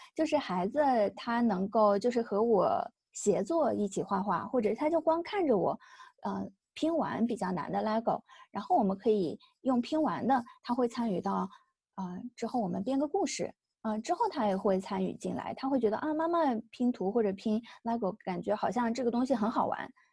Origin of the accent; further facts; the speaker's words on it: China; 像我们中国人说的乖呀、听话呀